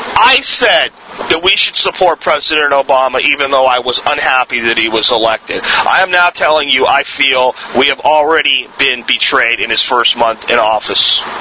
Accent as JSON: {"language": "English", "country": "United States"}